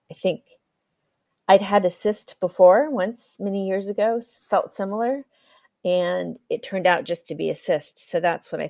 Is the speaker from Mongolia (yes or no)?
no; Kenya; also born or lived in United States; now in Europe; My parents were missionaries in Africa, so I was born and raised in Kenya. And then I spent some time studying in the US, working, worked in Africa for a little while, and then I've been in Europe working for the last 12 years.